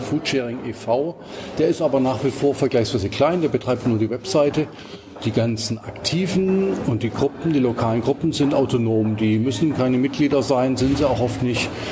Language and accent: German; Swabia, Baden-Württemberg, Germany; aufgewachsen bin ich aber in Schwaben